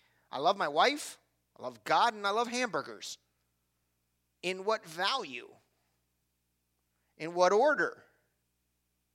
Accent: Cleveland, Ohio, United States; I'm from Cleveland.

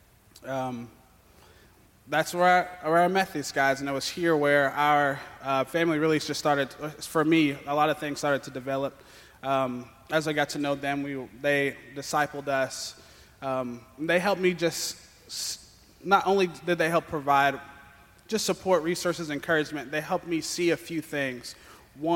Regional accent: Lexington, Kentucky, United States; I am from Lexington

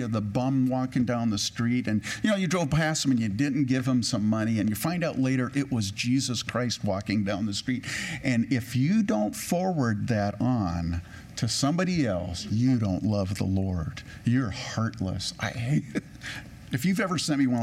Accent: California, United States; also born or lived in Edmonton, Alberta, Canada; I grew up in California

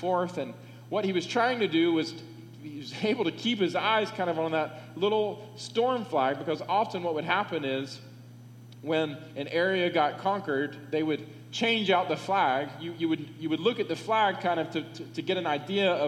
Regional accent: United States; I am an American

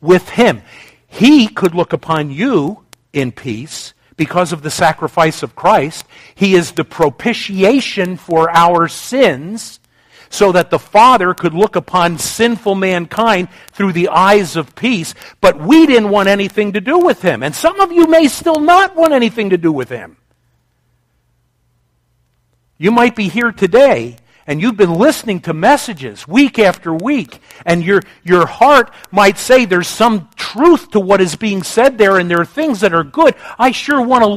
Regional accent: United States; as an American

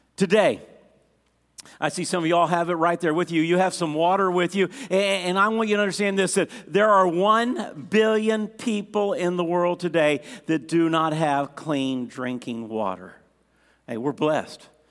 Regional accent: United States; As an American

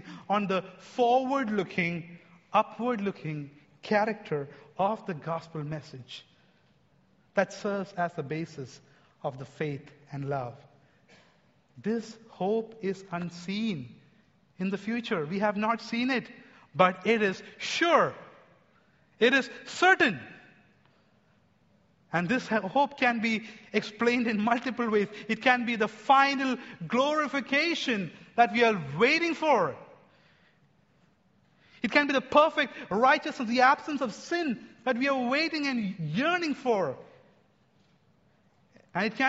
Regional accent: India; I'm an Indian

